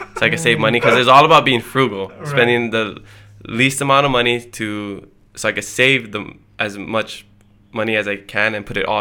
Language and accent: English; Hilo, Hawaii, United States; first language Hawaiian; moved away as an adult; now in Oahu, United States; Hilo, yeah. Born and raised